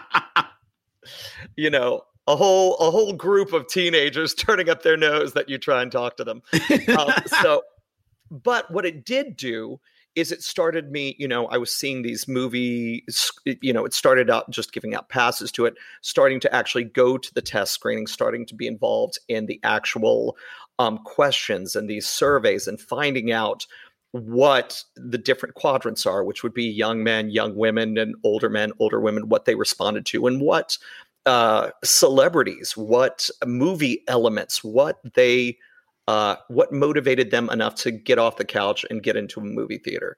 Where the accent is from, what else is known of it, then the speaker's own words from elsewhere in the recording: Shreveport, Louisiana, United States; I'm from the South. I grew up in Shreveport, Louisiana.